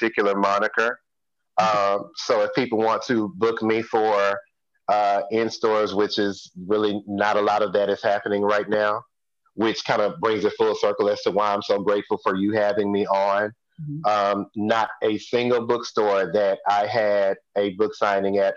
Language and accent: English; Houston, Texas, United States; I'm from Hiram Clark